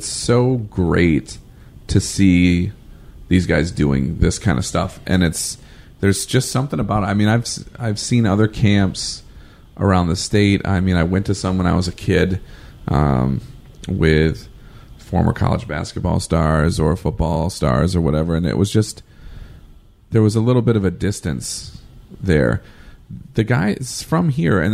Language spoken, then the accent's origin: English; Ann Arbor, Michigan, United States; I grew up in Ann Arbor.